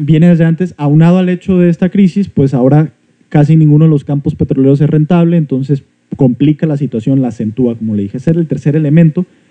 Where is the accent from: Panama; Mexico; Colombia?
Mexico